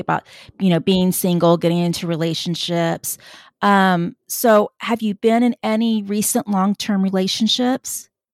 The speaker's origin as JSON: {"language": "English", "area": "Tejano", "region": "Texas", "country": "United States", "said": "another Tejano"}